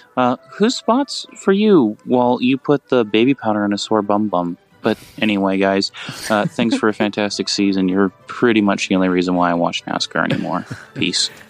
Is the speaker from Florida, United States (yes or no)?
no; Kentucky, United States; I'm from Kentucky